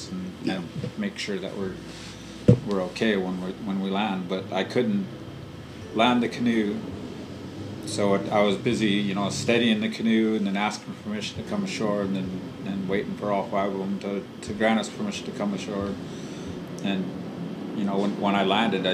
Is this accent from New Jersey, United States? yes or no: no; Swinomish community, Washington, United States; born or raised there